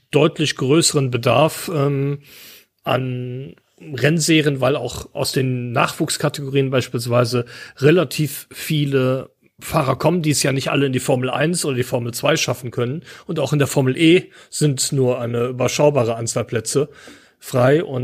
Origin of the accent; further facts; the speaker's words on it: near the Nürburgring, Rhineland-Palatinate, Germany; ich bin in der Nähe vom Nürburgring aufgewachsen.